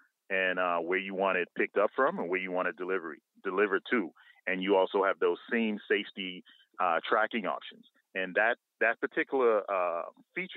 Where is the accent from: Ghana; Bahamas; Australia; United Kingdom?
Bahamas; now in Atlanta, United States; I'm from the Bahamas originally, both me and my business partner. However, I reside in Atlanta